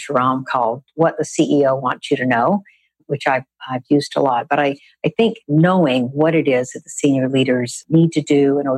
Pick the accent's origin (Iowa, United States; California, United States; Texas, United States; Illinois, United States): Texas, United States; I grew up in Texas